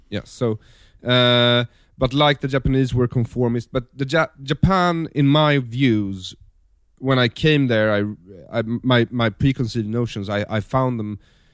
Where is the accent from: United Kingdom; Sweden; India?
Sweden; I come from Sweden. It's a well-ordered, social democratic, yes, very clean country, conformist, consensus-seeking, passive-aggressive, socially demure people.